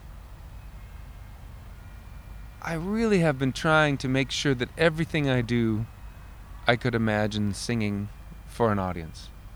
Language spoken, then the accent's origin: English; Minneapolis, Minnesota, United States; accent: Minnesota; I tried for a while in my hometown of Minneapolis.